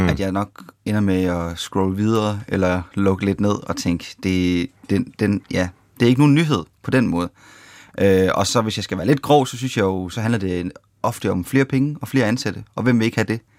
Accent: Denmark; vi danskere

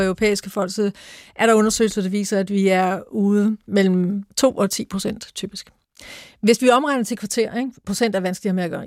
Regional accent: Mariager Fjord, North Denmark Region, Denmark; Jeg voksede op ved Mariager Fjord.

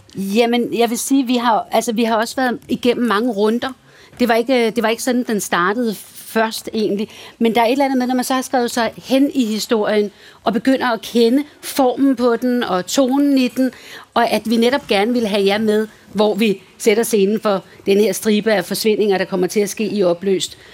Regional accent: Valsø, Zealand, Denmark; moved away; i Valsø, hvor jeg voksede op

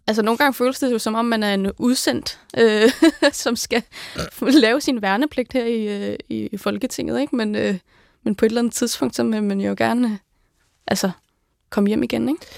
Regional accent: Greenland; moved away as an adult; now in Denmark; derhjemme, altså hjemme i Grønland

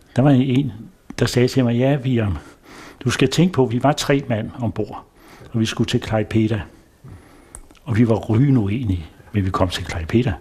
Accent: Copenhagen, Capital Region of Denmark, Denmark; moved away as an adult; now in Nyord, Denmark; jeg var født i København og startede også job

